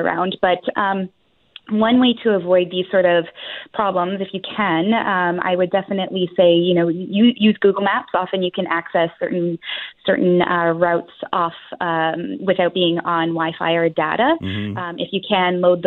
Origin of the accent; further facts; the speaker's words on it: Canada; we're so Canadian